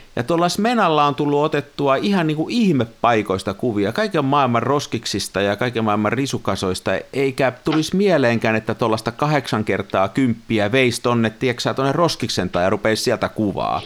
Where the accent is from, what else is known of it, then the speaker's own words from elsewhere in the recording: near Tampere, Pirkanmaa, Finland; Mä oon siellä kymmenenvuotiaana joskus leikkinyt ja mennyt sinne sillan sisälle sinne palkkiin. Mulla on siihen semmoinen niin kuin 50 vuoden suhde siihen siltaan. Me asuttiin okay. silloin pikkupoikana lähellä.